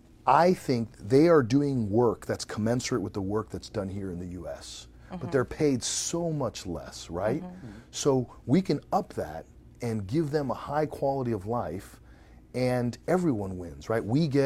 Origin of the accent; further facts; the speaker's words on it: Venezuela; And by the way, I grew up in Venezuela, a third world country, right?